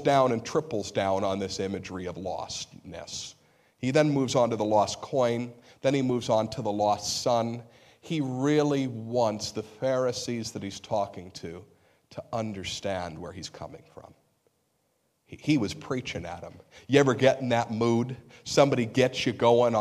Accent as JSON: {"language": "English", "country": "United States", "said": "We're American Christians."}